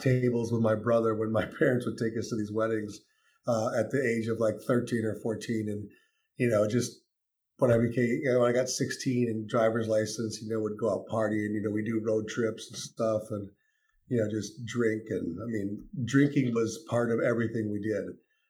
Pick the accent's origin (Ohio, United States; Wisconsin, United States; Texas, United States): Wisconsin, United States; moved away as an adult; also born or lived in Illinois / Japan / Spain / Italy; I'm originally from Wisconsin. I was born in Illinois, raised in Wisconsin until I was 22, and then I joined the Navy.